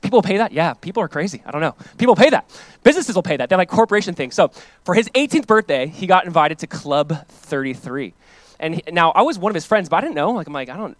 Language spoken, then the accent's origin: English; Southern California, United States; growing up in Southern California